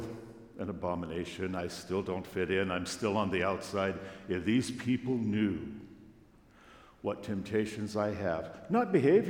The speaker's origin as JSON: {"language": "English", "town": "Long Beach", "region": "California", "country": "United States", "tie": "born or raised there", "said": "we drove from my hometown, Long Beach, California"}